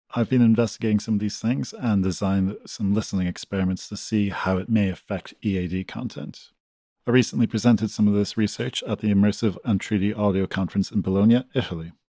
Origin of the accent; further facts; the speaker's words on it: Galway, Connacht, Ireland; moved away; I'm from Galway, Ireland